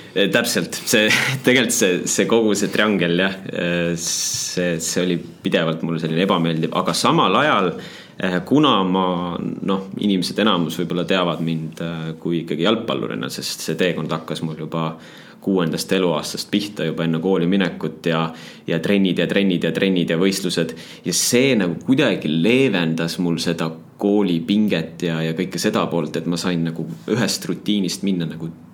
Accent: Tallinn, Harju County, Estonia; also born or lived in Paide, Estonia / Väätsa, Estonia; kuskil kolmandal eluaastal Tallinnasse eh, kolisime jah, vanematega ja, ja siis läksin muidugi Tallinnasse lasteaeda. ja, ja Tallinnasse läksin ka kooli.

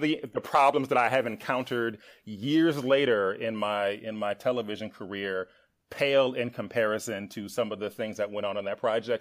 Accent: Milwaukee, Wisconsin, United States; moved away as an adult; also born or lived in Atlanta; I was born and raised in Milwaukee, Wisconsin

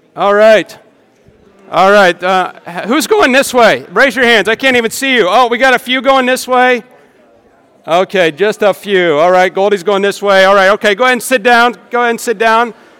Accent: rural Nebraska, United States; moved away; I'm from Nebraska, all right? My town can fit in this stadium

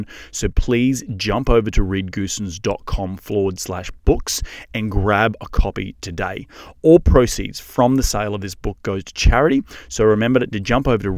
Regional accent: Australia; moved away; coming from Australia, where we don't actually have 1031s exchanges in Aussie

